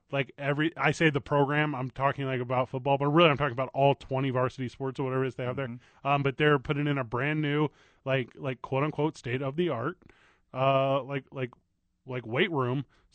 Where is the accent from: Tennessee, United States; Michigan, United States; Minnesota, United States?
Michigan, United States; I'm holding my palm up because that's what Michiganians do.